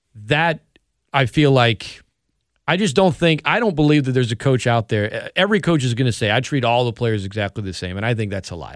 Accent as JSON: {"language": "English", "town": "Opelousas", "region": "Louisiana", "country": "United States", "tie": "born or raised there", "said": "Saint Landry Parish, you know, I was born in Opelousas"}